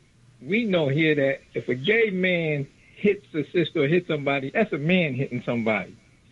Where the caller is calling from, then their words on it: New Jersey, United States; I'm calling from New Jersey.